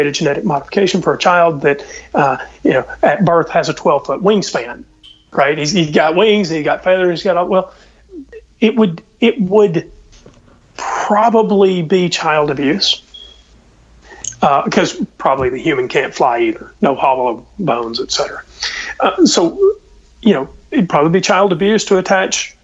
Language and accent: English; Southeast, United States; I was from the Southeast